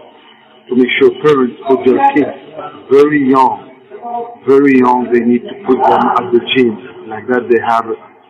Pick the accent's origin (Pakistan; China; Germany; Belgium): Belgium; English is a second language; moved away as an adult; now in Los Angeles, United States; we grew up together in Belgium, and we went in 1982 in Los Angeles.